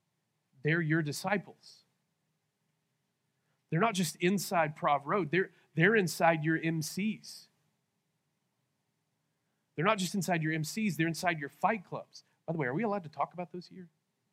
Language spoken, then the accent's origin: English; Lawton, Oklahoma, United States; this is what I feel like people say to me when I tell them I'm from Lawton.